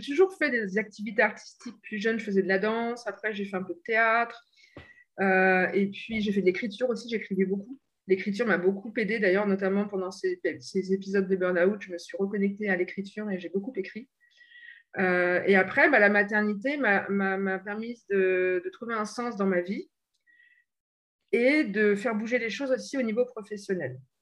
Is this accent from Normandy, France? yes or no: yes; Normandy, France; moved away as an adult; also born or lived in England / Bordeaux; now in Paris region, France; je ne suis pas originaire de la région parisienne, je suis de Normandie